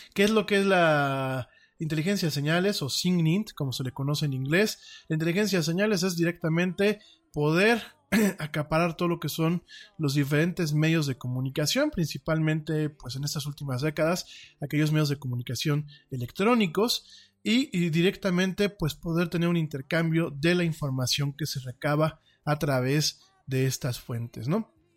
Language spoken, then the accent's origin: Spanish; Mexico; como ciudadano de, este país